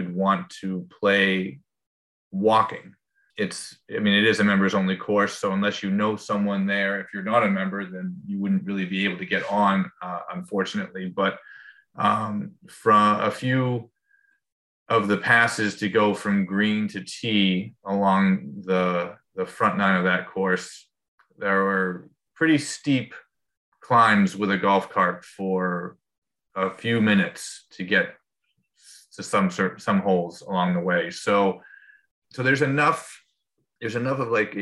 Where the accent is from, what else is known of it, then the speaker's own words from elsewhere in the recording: New England, United States; I'm from New England